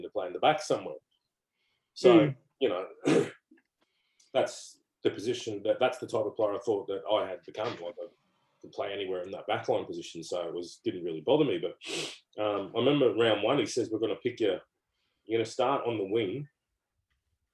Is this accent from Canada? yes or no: no; Gold Coast, Queensland, Australia; moved away; also born or lived in England; back to my home state and hometown